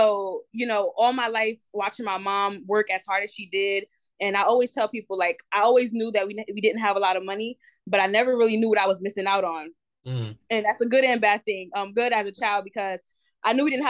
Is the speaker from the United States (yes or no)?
yes; New Jersey, United States; moved away as an adult; now in Charlotte, United States; I'm from Jersey. I'm from New Jersey.